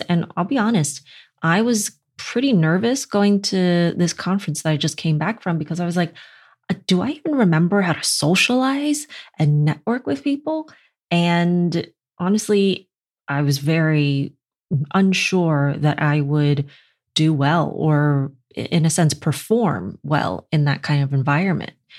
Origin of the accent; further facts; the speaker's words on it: New York City, New York, United States; I'm from Brooklyn